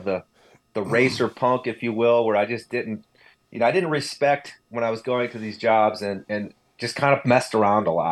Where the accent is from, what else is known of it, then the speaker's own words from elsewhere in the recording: Northeast Ohio, United States; I grew up in Northeast Ohio, actually like east of Cleveland up on Lake Erie